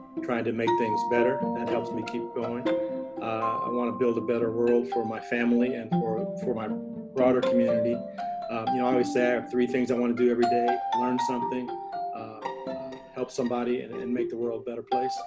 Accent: St. Louis, Missouri, United States; now in Davis, United States; St. Louis, my hometown

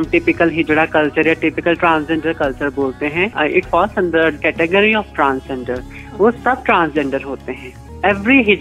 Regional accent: Chandigarh, India; है और मैं चंडीगढ़ से हूँ मैं पंजाब यूनिवर्सिटी में स्टूडेंट

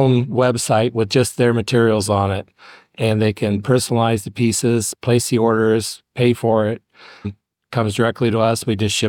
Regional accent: Fort Wayne, Indiana, United States; also born or lived in New Haven, Indiana; Southeast Fort Wayne, Village Woods.

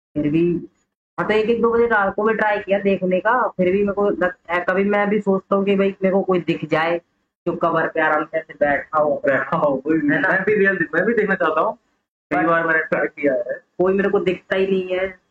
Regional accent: Garhi, India; मेरा गांव है गढ़ी वगैरह करके वहाँ पे एक स्कूल है छोटा

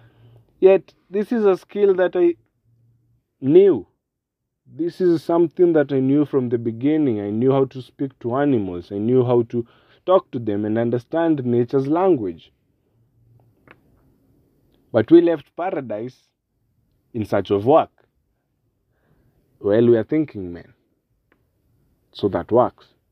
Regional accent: Kenya; I'm from Kenya and we're very much well known for our wildlife and our cultures

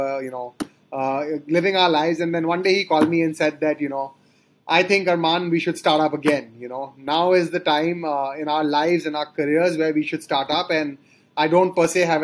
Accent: Kolkata, West Bengal, India; moved away as an adult; also born or lived in Sonipat, India / Delhi, India; I grew up in Calcutta, and that's where my parents are from

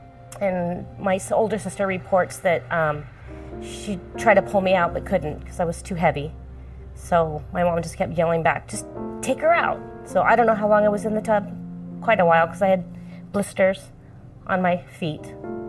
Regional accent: Chino, California, United States; Chino, California

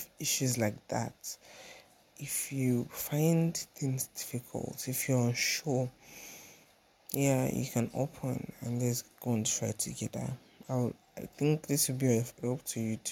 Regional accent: Nigeria; also born or lived in Ikorodu, Lagos; I'm Nigerian, based in Lagos, Ikorodu

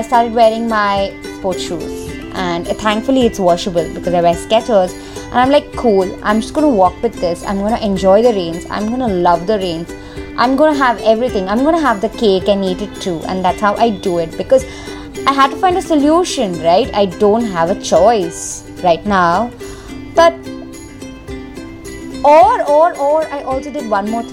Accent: Mumbai, Maharashtra, India; I'm from Mumbai, but I mean, can I just call it Bombay, because I think I'm more comfortable as Bombay

